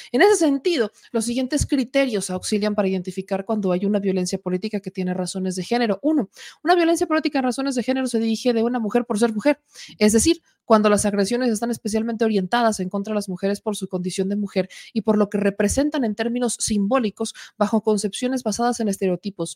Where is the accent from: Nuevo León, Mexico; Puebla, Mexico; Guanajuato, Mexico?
Puebla, Mexico; en el estado de Puebla, en mi bonito estado, en mi terruño, en mi hogar, en mi casa